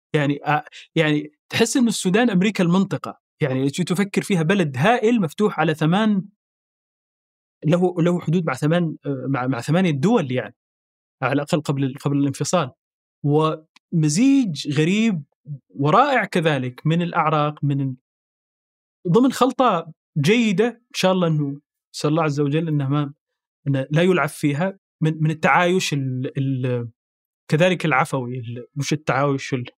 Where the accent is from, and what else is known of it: Saudi Arabia; born or raised there; moved away as an adult; also born or lived in Sudan; now in Paris, France